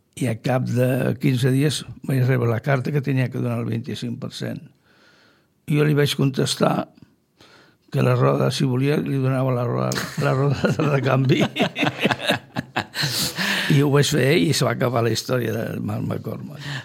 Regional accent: Sitges, Catalonia, Spain; soc fill de Sitges, i porto sitges al cor

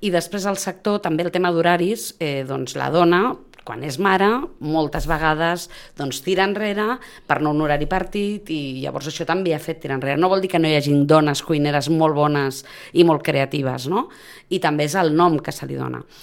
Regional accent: Sitges, Catalonia, Spain; jo soc sitgetana i soc del Prado de sempre

